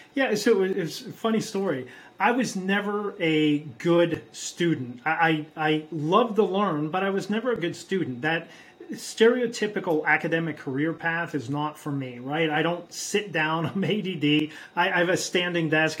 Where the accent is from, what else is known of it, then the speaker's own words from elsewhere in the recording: Pittsburgh, Pennsylvania, United States; also born or lived in South America; I'm from Pittsburgh, Pennsylvania.